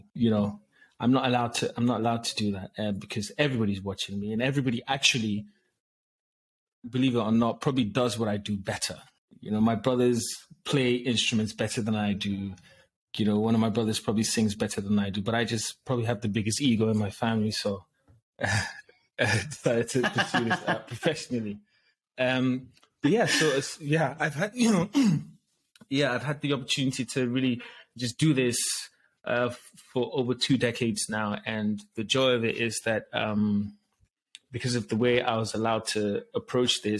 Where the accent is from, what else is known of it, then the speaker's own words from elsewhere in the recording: Ghana; I was raised in Ghana